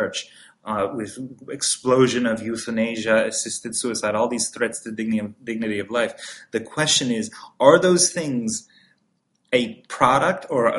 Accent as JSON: {"language": "English", "country": "Iran", "tie": "born or raised there", "moved": "yes", "lives_now": "United States", "said": "I was born and raised in Iran"}